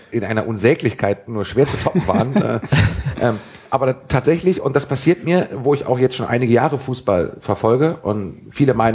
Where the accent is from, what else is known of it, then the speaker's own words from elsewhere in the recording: Berlin, Germany; born there; Ich bin ja geborene Berliner und habe darum tatsächlich auch Herthas äh, glorreiche Saisons in der Champions League mitbekommen